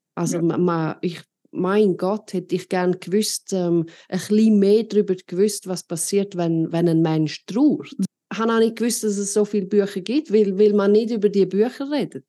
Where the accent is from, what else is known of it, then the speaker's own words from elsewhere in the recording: Switzerland; bei uns in der Schweiz